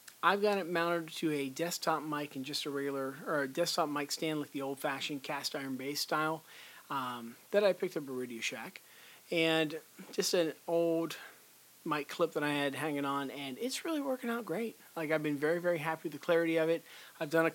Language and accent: English; Pittsburgh, Pennsylvania, United States; Pittsburgh company, which is my hometown here